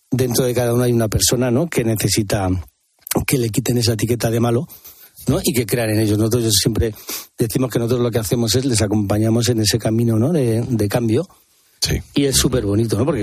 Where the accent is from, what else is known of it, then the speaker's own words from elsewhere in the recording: Madrid, Community of Madrid, Spain; soy un, tío de Vallecas